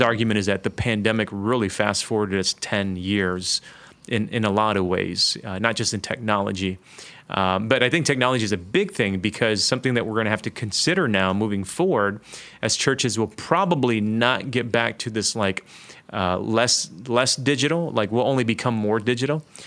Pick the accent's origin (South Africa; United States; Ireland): United States; Detroit, Michigan; moved away as an adult; also born or lived in Toronto; I grew up in inner city Detroit.